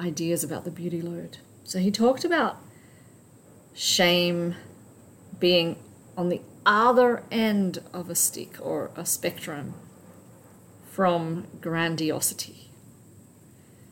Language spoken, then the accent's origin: English; Australia; the culture that I grew up in Australia